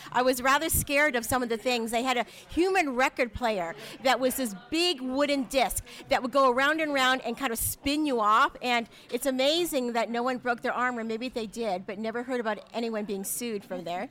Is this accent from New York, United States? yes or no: no; San Francisco, California, United States; I grew up in the Richmond